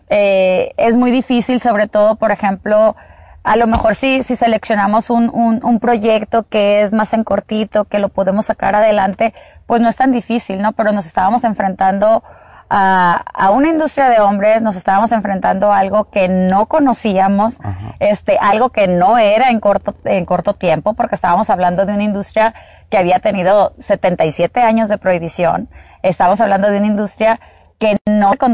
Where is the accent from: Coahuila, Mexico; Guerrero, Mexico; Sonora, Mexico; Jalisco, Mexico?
Sonora, Mexico; also born or lived in Mexico City; eh, nací en la Ciudad de México, no soy sonorense este, de nacimiento, pero pues ya lo traigo en la sangre, tengo viviendo aquí pues casi toda mi vida